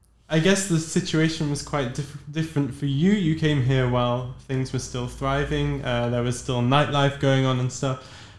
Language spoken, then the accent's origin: English; England, United Kingdom; moved away as an adult; now in Netherlands; English people like myself